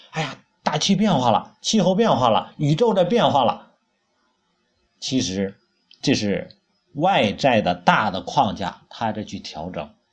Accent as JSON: {"language": "Chinese", "country": "China", "said": "我们中国人有中国人的语言"}